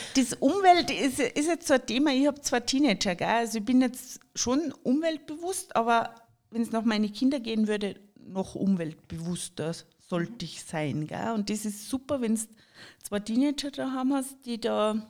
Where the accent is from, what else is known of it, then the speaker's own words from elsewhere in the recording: Jochberg, Tyrol, Austria; also born or lived in Kitzbühel / St. Johann in Tirol / Germany / France; ich bin zwar in Jochberg aufgewachsen